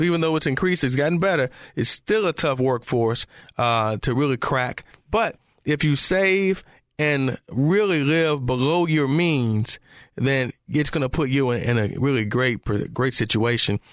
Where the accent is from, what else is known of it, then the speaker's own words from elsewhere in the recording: Detroit, Michigan, United States; I'm from Detroit